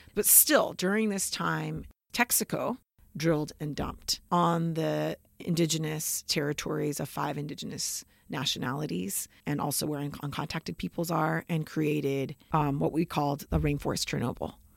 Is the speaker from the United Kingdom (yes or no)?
no; Southern California, United States; I grew up in Southern California, near the border